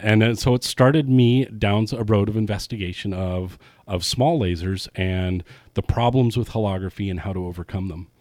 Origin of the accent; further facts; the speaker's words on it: California, United States; also born or lived in San Francisco; I was born and raised in Lake Tahoe